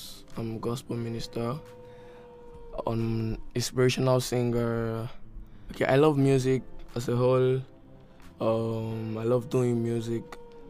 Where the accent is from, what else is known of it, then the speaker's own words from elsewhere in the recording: Abia, Nigeria; I'm from Abia.